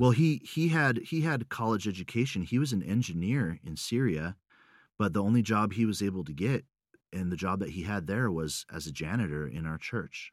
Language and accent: English; United States; moved away as an adult; also born or lived in Russia / Sweden; I'm, I'm American